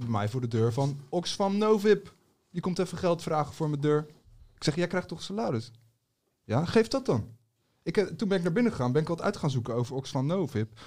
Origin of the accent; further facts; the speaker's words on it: Netherlands; ik ben Nederlander, hier geboren